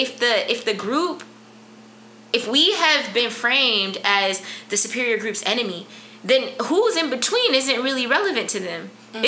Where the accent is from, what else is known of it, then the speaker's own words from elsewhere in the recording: Compton, California, United States; I'm from Compton